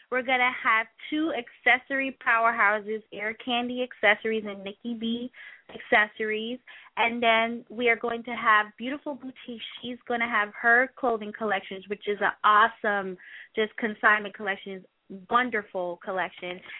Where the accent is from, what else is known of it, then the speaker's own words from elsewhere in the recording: New York City, New York, United States; actually from New York City